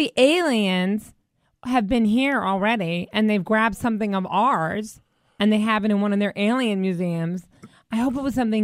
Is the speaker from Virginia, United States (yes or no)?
yes; Virginia, United States; I'm from the South